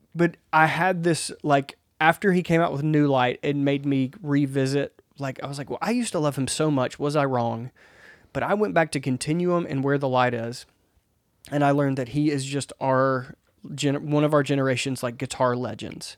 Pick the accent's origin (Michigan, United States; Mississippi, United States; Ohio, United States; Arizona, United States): Mississippi, United States; I grew up in Mississippi where there's not even that much concrete